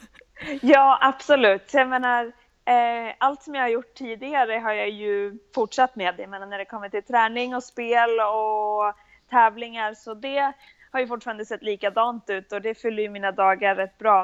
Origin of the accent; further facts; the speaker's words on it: Bollnäs, Gävleborg County, Sweden; moved away as an adult; also born or lived in Oklahoma, United States; now in Florida, United States; jag växte upp i, i Bollnäs, så det är ändå södra Norrland